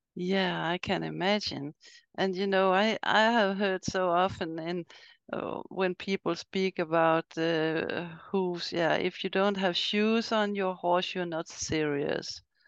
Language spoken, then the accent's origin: English; Sweden; I'm from Sweden